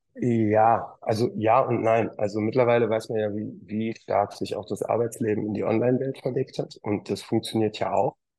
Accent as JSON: {"language": "German", "town": "Wuppertal", "region": "North Rhine-Westphalia", "country": "Germany", "tie": "born or raised there", "said": "aus dem wunderschönen Wuppertal, wo ich äh, lebe, wohne, geboren bin und auch Golf spiele."}